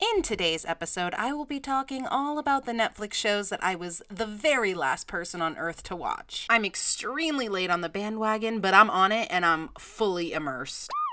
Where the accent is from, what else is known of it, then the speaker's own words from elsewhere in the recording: Massachusetts, United States; moved away as an adult; also born or lived in Orlando, Florida; I am originally from Massachusetts, but four and a half years ago, I made the move to Orlando, Florida